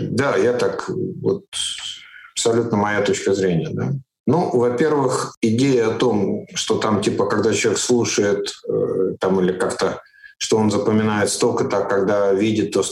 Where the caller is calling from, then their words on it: Riga, Latvia; Нет, я же вообще живу в Латвии постоянно. Сейчас вот я из Риги разговариваю из своего дома.